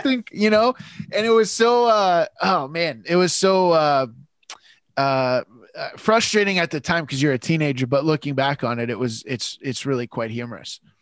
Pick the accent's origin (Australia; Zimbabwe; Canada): Canada; London, Ontario; I grew up in London, Ontario